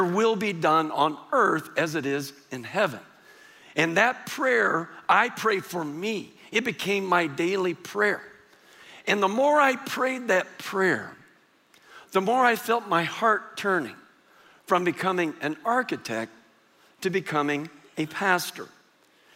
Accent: San Antonio, Texas, United States; I grew up here in San Antonio, went to high school here in San Antonio

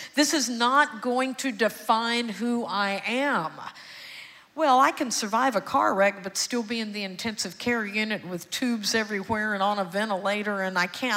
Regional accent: Houston, Texas, United States; also born or lived in Austin; I was born and raised in Houston, and I'm adopted

